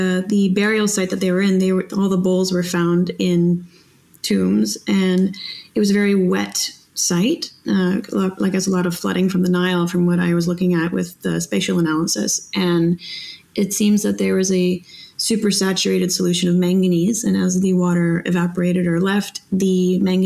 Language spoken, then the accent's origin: English; Canada; moved away as an adult; now in Netherlands; I was born in Canada.